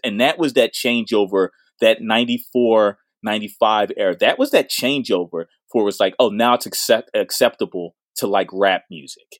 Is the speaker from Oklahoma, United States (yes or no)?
no; Philadelphia, Pennsylvania, United States; I'm from Winfield